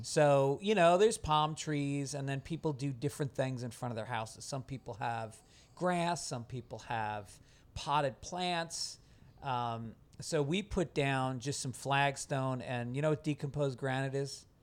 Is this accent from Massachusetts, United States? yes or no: no; New York, United States; also born or lived in Venice, Los Angeles; now in Los Angeles, United States; I'm from New York